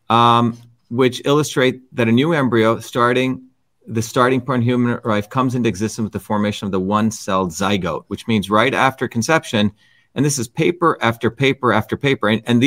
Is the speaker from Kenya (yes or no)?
no; India; now in United States; Suresh and I come from India